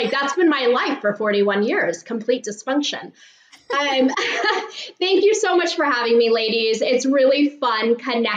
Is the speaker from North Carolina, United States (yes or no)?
no; San Mateo, California, United States; I'm a Bay Area native